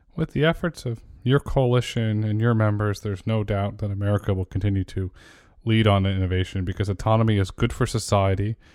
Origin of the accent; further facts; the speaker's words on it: New England, United States; I grew up in New England, and there's a lot of opportunities there